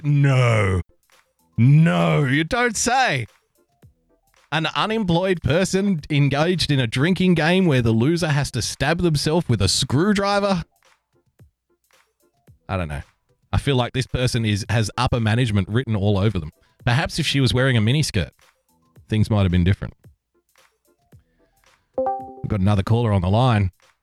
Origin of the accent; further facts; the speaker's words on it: Australia; I'm also an Australian